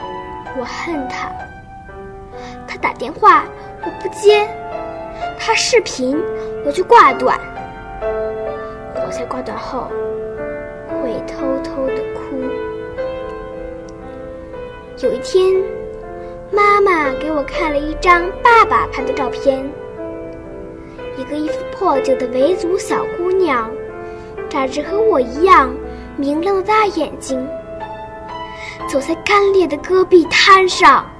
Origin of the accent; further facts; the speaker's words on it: Dalian, Liaoning, China; 我来自辽宁省大连市开发区红梅小学三年二班。